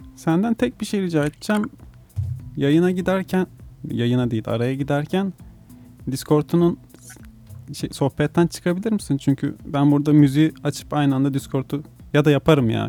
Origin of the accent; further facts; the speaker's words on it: Manisa, Turkey; also born or lived in Muğla; now in İzmir, Turkey; Yakın sayılırım ben de Manisa. 15 senedir falan İzmir'de yaşıyorum ben